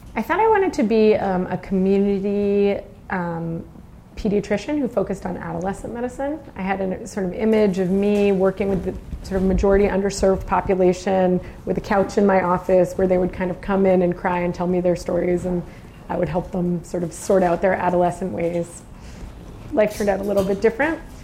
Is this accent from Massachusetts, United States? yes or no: yes; Boston, Massachusetts, United States; moved away as an adult; also born or lived in Nashua, New Hampshire; now in San Francisco, United States; we then moved to Massachusetts when I was nine, and I spent my whole growing up saying I was not from there. I was from New Hampshire, but then I spent about 30 years there, so I guess now I'm really from Boston.